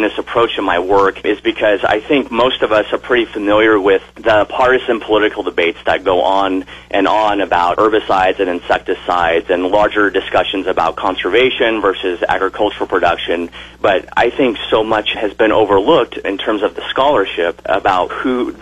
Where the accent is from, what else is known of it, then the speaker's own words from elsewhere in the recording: southern Oregon, United States; now in Kearney, United States; I was born in Oregon and grew up in southern part of the state